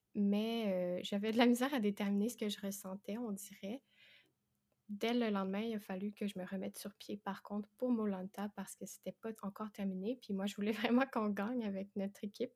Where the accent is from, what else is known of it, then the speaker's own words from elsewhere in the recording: Quebec, Canada; j'ai 22 ans et ça s'entend peut-être, mais je suis québécoise